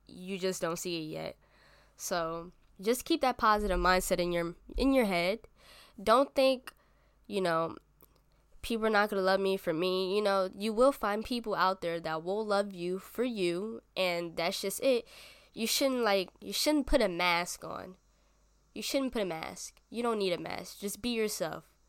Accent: New York City, New York, United States; I was born and raised in the Bronx, New York.

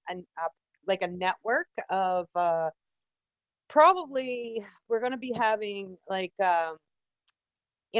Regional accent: Fredericton, New Brunswick, Canada; I'm originally from New Brunswick, a little city called Fredericton.

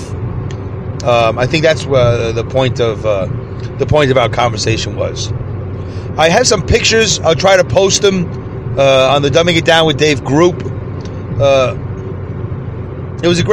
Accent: New York City, New York, United States; accent: Brooklyn; that was Brooklyn right there

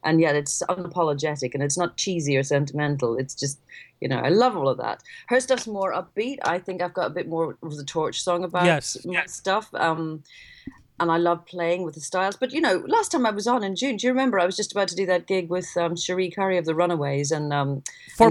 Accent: Ireland; when I was growing up in Ireland

